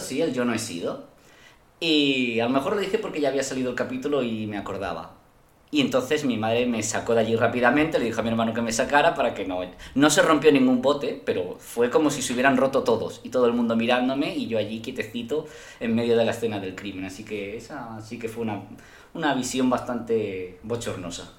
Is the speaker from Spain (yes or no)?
yes; Spain; Yo como español